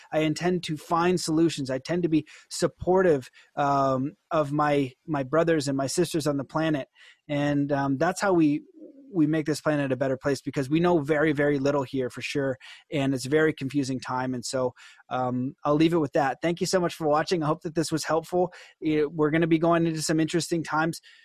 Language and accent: English; Canada; as a Canadian